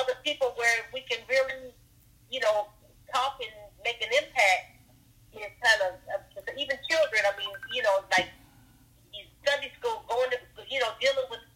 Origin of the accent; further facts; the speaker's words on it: United States; as African American people